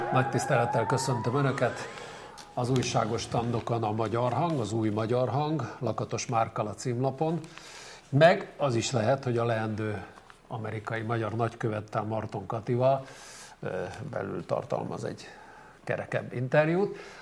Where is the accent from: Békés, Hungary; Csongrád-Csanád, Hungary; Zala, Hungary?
Zala, Hungary; Zala, mi zalaiak vagyunk